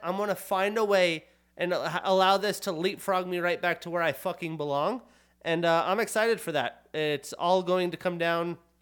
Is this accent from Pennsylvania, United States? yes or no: no; Pinedale, Wyoming, United States; moved away; as I was a child growing up in Pinedale, Wyoming